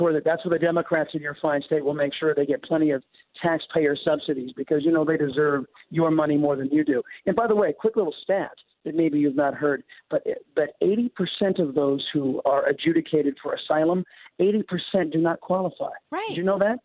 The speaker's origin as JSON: {"language": "English", "town": "San Diego", "region": "California", "country": "United States", "tie": "born or raised there", "moved": "yes", "lives_now": "Texas, United States", "said": "my hometown of San Diego"}